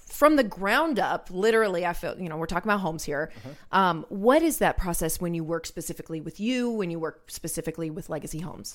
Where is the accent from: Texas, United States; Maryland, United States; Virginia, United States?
Maryland, United States; moved away; the house that I had growing up in Maryland